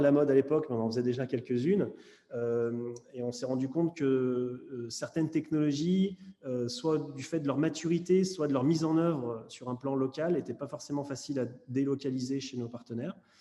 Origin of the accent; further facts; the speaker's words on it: Lyon, Auvergne-Rhône-Alpes, France; moved away; je suis lyonnais d'origine